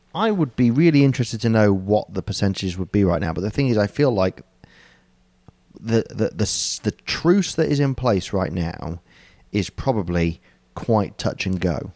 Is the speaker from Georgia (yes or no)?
no; United Kingdom; as the British person